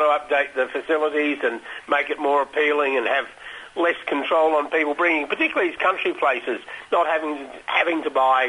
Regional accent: Sydney, New South Wales, Australia; I was born in Sydney

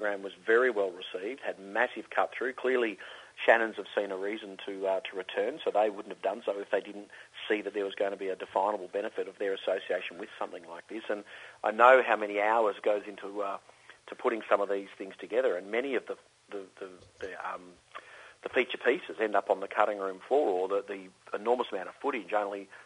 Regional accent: Melbourne, Victoria, Australia; a Melbourne boy

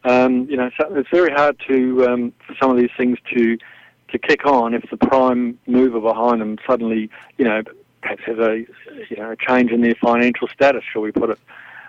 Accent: New Zealand; moved away; also born or lived in Europe; from the age of 14 when I grew up in New Zealand. I represented them internationally, and I ended up in Europe. I stayed on.

